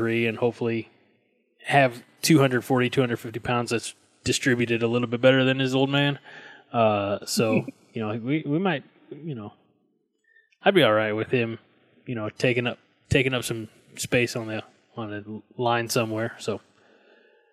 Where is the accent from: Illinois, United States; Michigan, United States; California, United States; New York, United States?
Illinois, United States; near Highland; moved away; Highland, Illinois, which is just up the road from my old stomping grounds, my hometown.